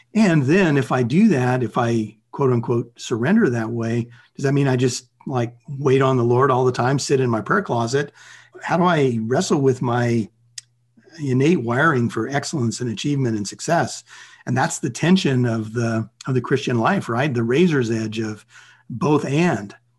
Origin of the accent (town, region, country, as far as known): United States